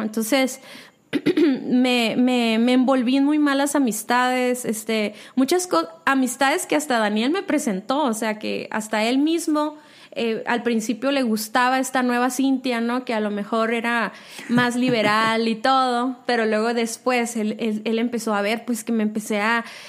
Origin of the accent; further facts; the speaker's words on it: Mexicali, Baja California, Mexico; now in Guadalajara, Mexico; nací en Mexicali